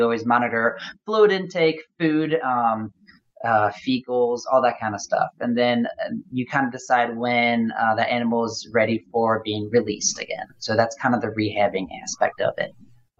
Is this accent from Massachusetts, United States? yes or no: no; Louisville, Kentucky, United States; as well as in my hometown here, in my town now, in Louisville, Kentucky.